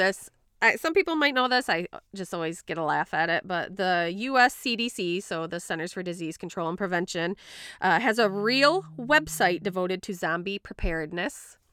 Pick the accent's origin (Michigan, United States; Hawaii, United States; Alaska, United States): Michigan, United States; Grand Rapids; accent: Midwestern slash Boston; also born or lived in Florida; I've been in, like, the Grand Rapids area most of my life